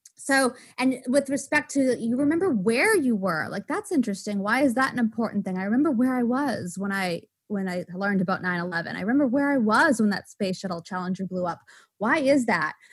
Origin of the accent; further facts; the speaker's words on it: Waltham, Massachusetts, United States; I was born in Waltham, Massachusetts